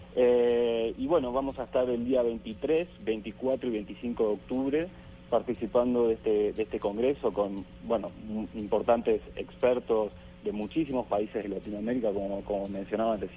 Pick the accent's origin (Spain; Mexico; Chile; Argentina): Argentina; yo soy de Argentina